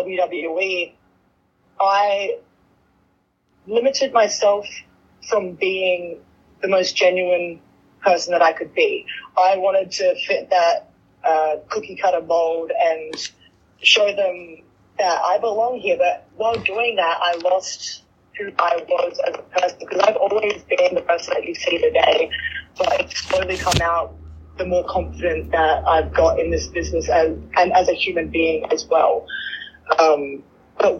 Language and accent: English; Australia; now in United States; I was 20 years old. I was just a baby. I moved over here from Australia, the other side of the world, and I was all alone.